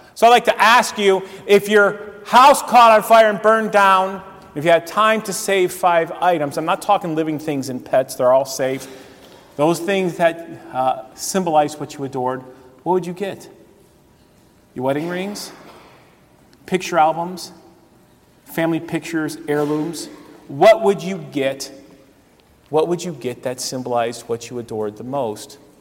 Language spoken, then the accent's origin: English; Cleveland, Ohio, United States; I grew up in the Cleveland area